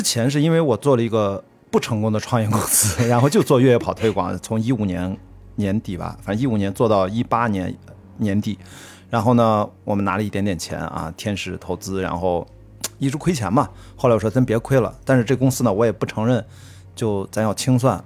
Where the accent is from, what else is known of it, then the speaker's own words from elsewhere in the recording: Qingdao, Shandong, China; accent: Qingdao; now in Beijing, China; 像我们青岛话啊，青岛。